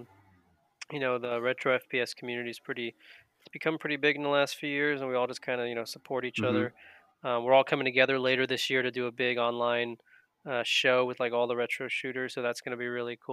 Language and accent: English; Long Island, New York, United States; we're both Jews from Long Island, New York.